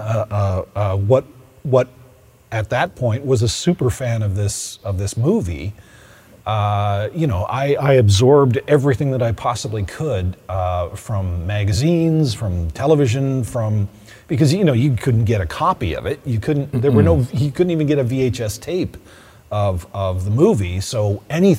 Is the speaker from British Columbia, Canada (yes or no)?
no; Oshawa, Ontario, Canada; I came from a bustling, auto-driven town or city, Oshawa.